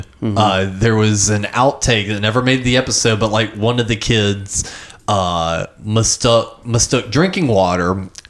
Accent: New Jersey, United States; We're from New Jersey.

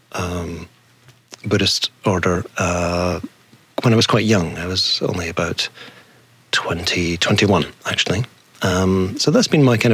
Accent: Dundee, Scotland, United Kingdom; also born or lived in Glasgow; I was raised in Scotland, yeah. I was born in a town called Dundee, brought up just a few miles from there

